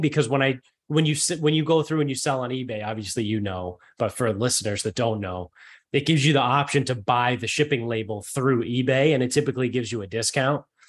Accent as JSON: {"language": "English", "town": "Medford", "region": "Massachusetts", "country": "United States", "also_born_or_lived": "Bridgewater, Massachusetts / Mansfield, Massachusetts", "moved": "yes", "lives_now": "North Attleboro, United States", "said": "I'm originally from north of Boston, but I live in North Albemarle now."}